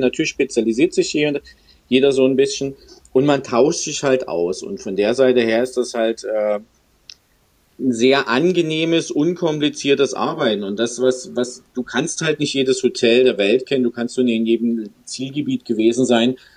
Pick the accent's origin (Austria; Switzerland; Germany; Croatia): Germany; Görlitz, Saxony; moved away as an adult; also born or lived in Dresden; now in Stuttgart, Germany; geboren eigentlich in Dresden, lange in Görlitz äh, hängen geblieben